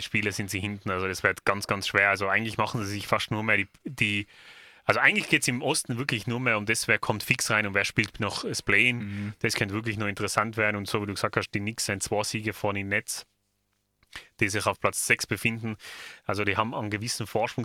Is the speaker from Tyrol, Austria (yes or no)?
yes; Tyrol, Austria; bei uns in Tirol